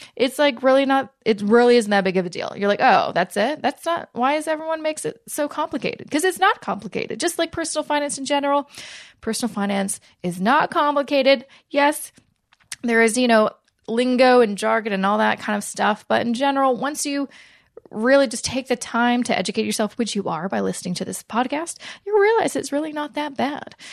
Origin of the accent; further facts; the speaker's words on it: Canada; we're Canadian